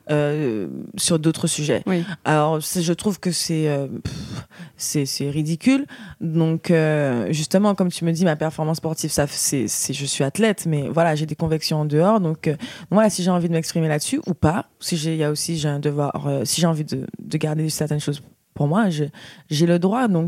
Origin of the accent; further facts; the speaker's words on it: Guadeloupe, France; Voilà, je viens de la Guadeloupe et ça me tenait à cœur de créer quelque chose où je puisse vraiment transmettre mon expérience.